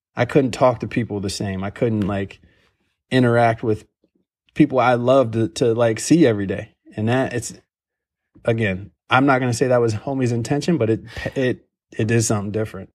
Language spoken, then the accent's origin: English; Ohio, United States; I'm from Ohio.